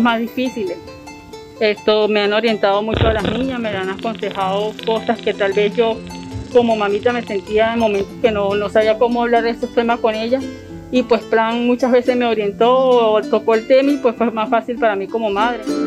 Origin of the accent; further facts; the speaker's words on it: Venezuela; moved away as an adult; now in Colombia; vengo de Venezuela, tengo 33 años, me encuentro en Colombia desde hace cuatro años